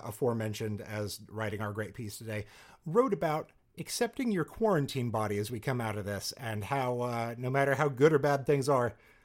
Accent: Salina, Kansas, United States; moved away; my hometown of Salina, Kansas.

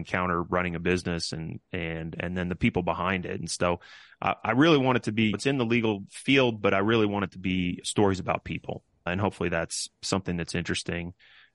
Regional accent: Kansas, United States; These are guys that I grew up with in Kansas

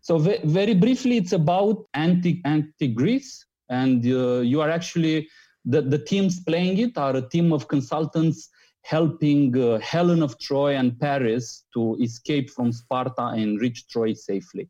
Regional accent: Romania; I'm coming from Romania

